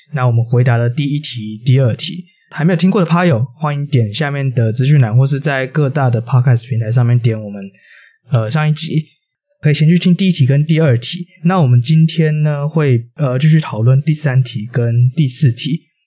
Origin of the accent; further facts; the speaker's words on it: Taiwan; 我们这个团队，呃，大家都是台湾人